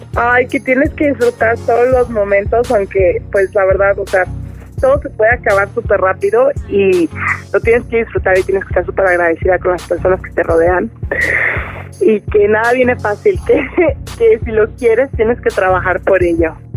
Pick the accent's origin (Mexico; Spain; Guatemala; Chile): Mexico; moved away as an adult; now in United States; soy súper mexicana